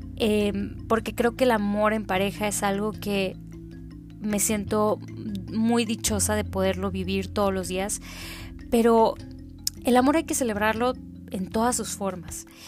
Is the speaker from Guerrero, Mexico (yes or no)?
no; Tamaulipas, Mexico; now in Monterrey, Mexico; Vivo en la ciudad de Monterrey, aunque soy tamaulipeca de corazón